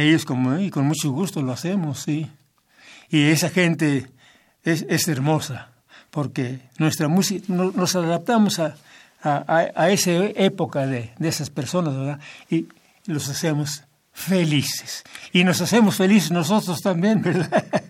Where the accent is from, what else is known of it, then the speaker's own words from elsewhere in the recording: Tezicapán, State of Mexico, Mexico; soy de un pueblo muy pequeño, pero eh, mi tierra, muy hermosa para mí, es mi pueblo, ¿verdad? Se llama Tezicapán.